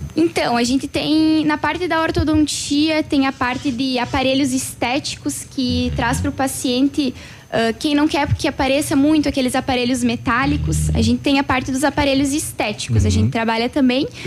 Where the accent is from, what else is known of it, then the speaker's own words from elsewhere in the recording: Tenente Portela, Rio Grande do Sul, Brazil; now in Pato Branco, Brazil; Eu venho de, sou natural de Tenente Portela, Rio Grande do Sul, hum. bem longe